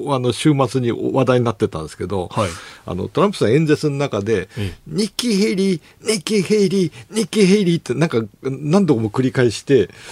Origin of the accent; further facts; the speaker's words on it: Toyama, Japan; moved away; 出身が富山なんで、なんかあの能登の方々のアクセントとかイントネーションとかが懐かしい感じ